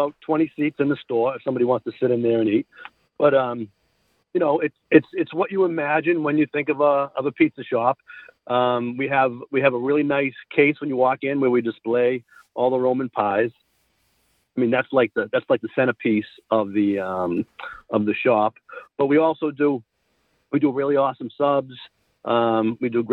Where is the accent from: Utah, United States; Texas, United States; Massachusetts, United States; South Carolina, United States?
Massachusetts, United States; right outside of Boston; I grew up right outside of Boston